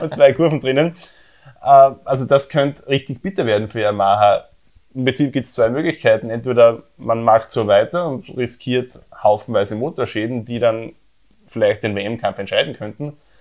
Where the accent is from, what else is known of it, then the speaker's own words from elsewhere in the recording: Austria; bei uns in Österreich